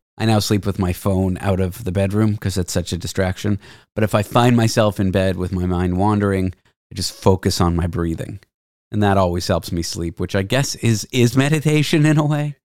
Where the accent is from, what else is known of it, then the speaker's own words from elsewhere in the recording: Toronto, Ontario, Canada; Growing up in Toronto